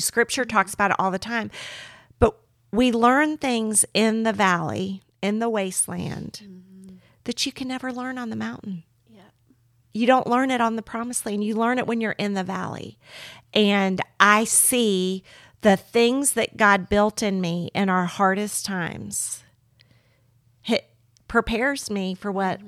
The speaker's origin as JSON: {"language": "English", "town": "Miami", "region": "Florida", "country": "United States", "tie": "born or raised there", "moved": "yes", "said": "I grew up in Miami, Florida"}